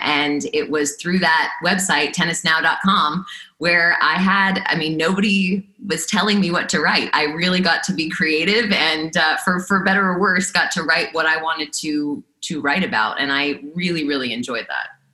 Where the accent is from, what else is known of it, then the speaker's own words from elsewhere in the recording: South Florida, United States; I grew up in South Florida, at least for part of the year.